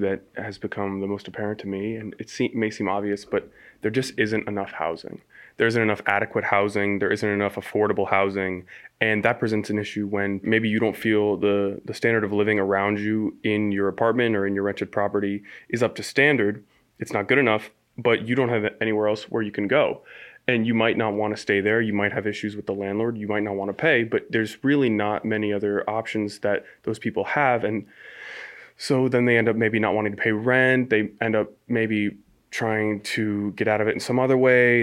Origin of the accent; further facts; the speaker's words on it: Ashford, Connecticut, United States; I'm from Ashford, uh, just about fifteen minutes away